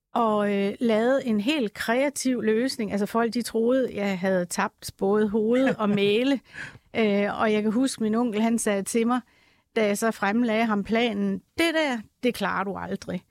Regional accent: Jutland, Denmark; accent: Jutlandic; nu er jeg jyde, som man sikkert kan høre på min accent

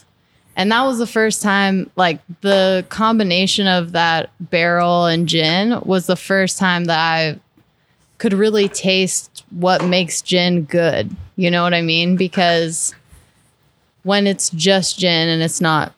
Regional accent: California, United States; now in Texas, United States; I hate to admit that I'm from California

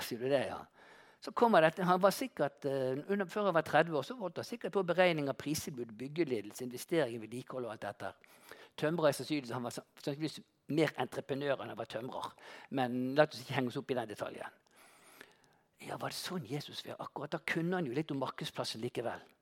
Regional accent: Bergen, Vestland, Norway; en vanlig elektriker fra Landås

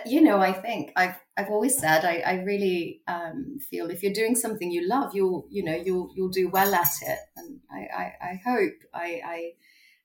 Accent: Singapore; I grew up in Singapore.

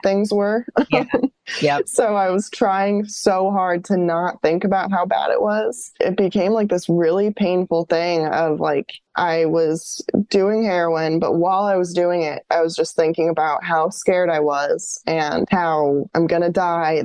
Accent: New York, United States; moved away as an adult; also born or lived in Colorado / Florida; New York, where I was from.

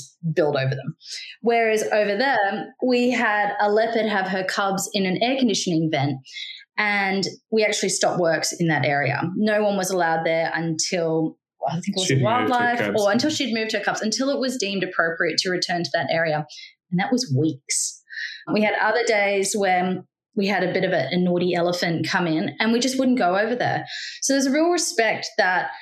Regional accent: Australia; also born or lived in Cape Town, South Africa; as the Australian

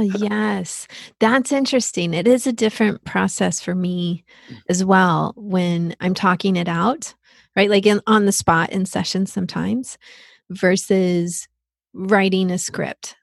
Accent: Texas, United States; that is my home state. That's where I grew up

